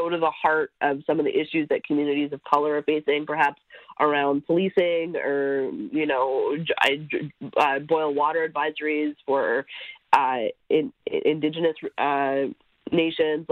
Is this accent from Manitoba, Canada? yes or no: no; Quebec, Canada; I am from Quebec.